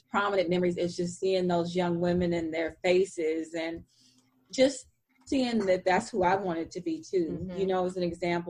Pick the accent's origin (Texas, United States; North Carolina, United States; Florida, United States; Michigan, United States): Texas, United States; Fort Worth; I grew up in Black Texas that defined me in its own way